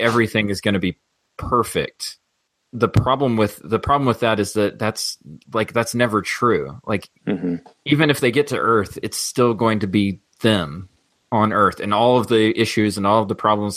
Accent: the South, United States; growing up in the South

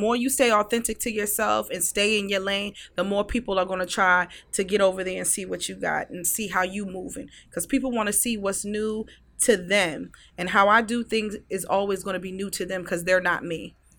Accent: Newport News, Virginia, United States; I grew up in the seven five seven in Newport News

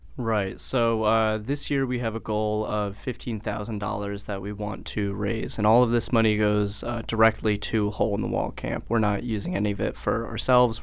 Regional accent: Colchester, Connecticut, United States; originally I'm from Colchester, Connecticut

